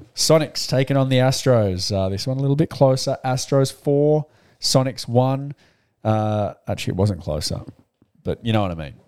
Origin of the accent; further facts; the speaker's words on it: Melbourne, Victoria, Australia; growing up in Melbourne